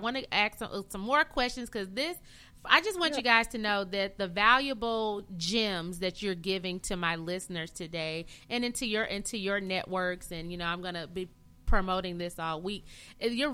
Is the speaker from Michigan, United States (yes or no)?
yes; Flint, Michigan, United States; where I'm from Flint, Fly City, Michigan